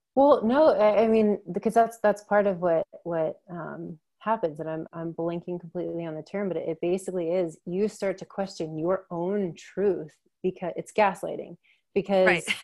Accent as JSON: {"language": "English", "region": "Maryland", "country": "United States", "said": "I'm from Maryland"}